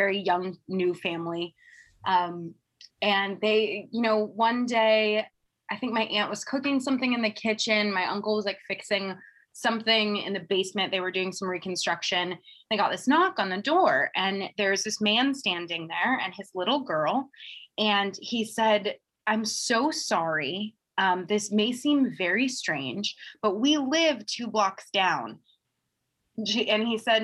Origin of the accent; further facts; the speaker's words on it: Seattle, Washington, United States; I grew up in Seattle, Washington